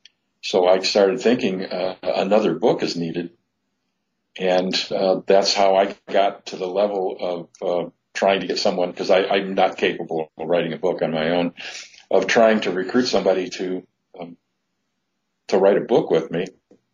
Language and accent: English; Sycamore, Illinois, United States; I was born in Sycamore, which was the city, or actually the small town, where the crime occurred. I grew up nearby